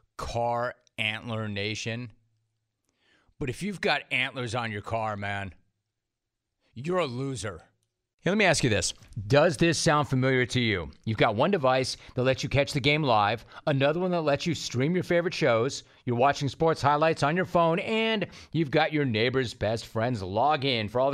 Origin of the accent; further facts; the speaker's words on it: Southern California, United States; I am from Southern California